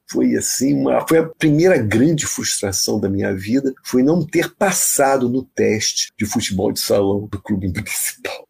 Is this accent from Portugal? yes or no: no; Rio de Janeiro, Brazil; Eu sou da, do Rio Comprido, que é, é considerado zona norte no Rio de Janeiro.